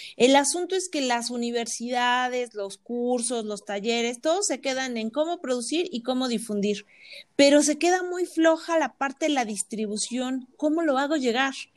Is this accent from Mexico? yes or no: yes; Tlaxcala, Mexico; also born or lived in Puebla / Mexico City / Philadelphia; estudié en Puebla, soy de Tlaxcala, pero estudié en Puebla